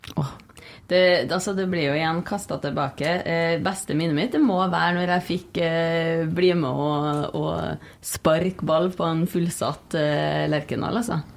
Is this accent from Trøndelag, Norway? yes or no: yes; Trondheim, Trøndelag, Norway; moved away as an adult; Og jeg er jo fra Trondheim, og det har jo vært en stor del av livet mitt